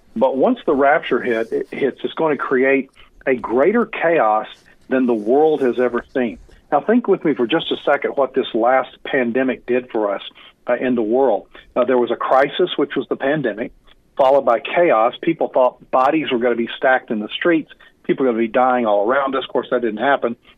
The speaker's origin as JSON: {"language": "English", "country": "United States", "said": "we as American Christians"}